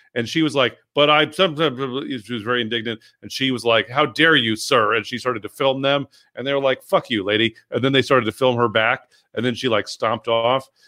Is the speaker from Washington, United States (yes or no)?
no; San Francisco, California, United States; growing up in San Francisco, like, you know, like I like I was at pride parades as